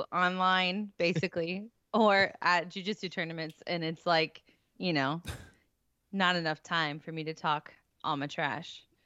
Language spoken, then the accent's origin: English; St. Louis, Missouri, United States; It was gonna be in my hometown